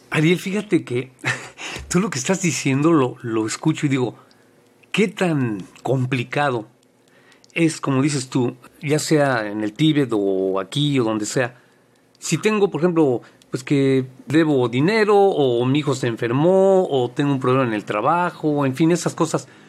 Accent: Mexico; now in United States; soy mexicano viviendo en Estados Unidos

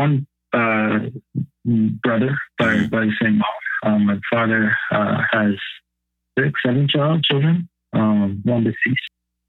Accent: Windsor, Ontario, Canada; So my background is, I'm Canadian, born in Canada, born in Windsor, Ontario. My father is from Windsor, Chatham area. His ancestors came to Canada many, many generations ago. They settled here. They came up through the Underground Railroad.

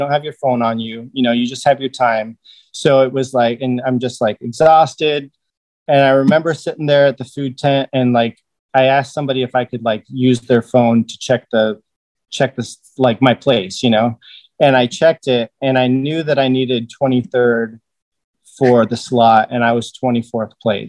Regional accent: Arizona, United States; Because I came from Arizona and people were like, oh, you brought the heat with you.

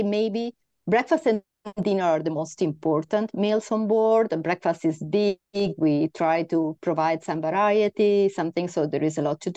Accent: Italy; now in Spain; I'm from Spain, I'm Italian, but I live in Spain

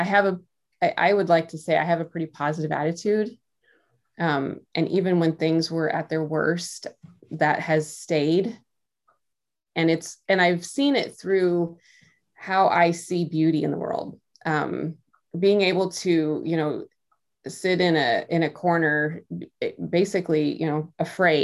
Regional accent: Midwest, United States; now in Iowa, United States; I grew up I'm from the Midwest. I'm in Iowa

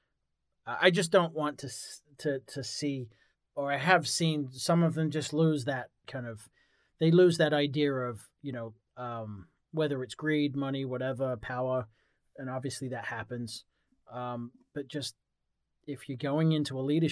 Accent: England, United Kingdom; moved away; I grew up in England

